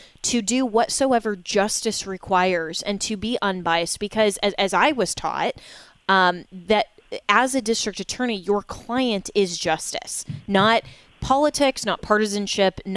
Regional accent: Colorado, United States; moved away as an adult; now in Florida, United States; in my home state, or former now home state of Colorado, my home state is now Florida

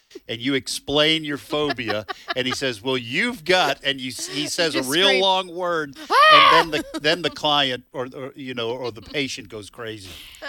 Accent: Boston, Massachusetts, United States; moved away as an adult; now in Mississippi, United States; my wife's from Mississippi. I'm from the Boston area, but I've lived in Mississippi with my wife since 1985.

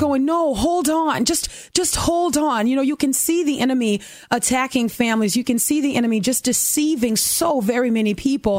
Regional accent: New Orleans, Louisiana, United States; also born or lived in Dallas, Texas; My mom left Dallas and moved back to her hometown, New Orleans. And that's where I grew up in a fatherless home

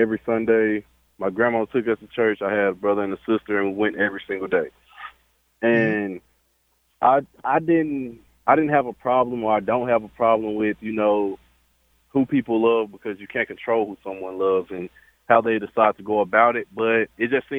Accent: Louisiana, United States; now in Texas, United States; I'm from Louisiana

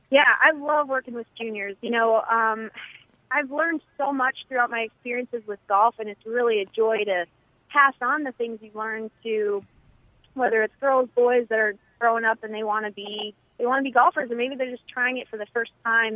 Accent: Eagan, Minnesota, United States; moved away; I'm from Eagan. I went to Minnehaha, it's a private Christian school for high school.

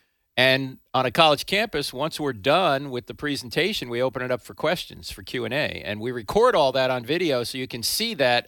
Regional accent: New Jersey, United States; I'm from New Jersey. Forget about it.

